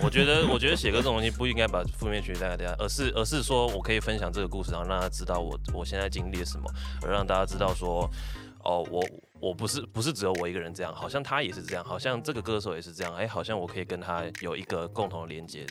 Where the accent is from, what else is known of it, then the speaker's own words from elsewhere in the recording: Kaohsiung, Taiwan; 我是土生土长高雄人啊对，诶，然后我，对，国高中都在高雄，然后大学的时候我转过两，两间学校，一，一间是高一，一间是高四，啊，都在高雄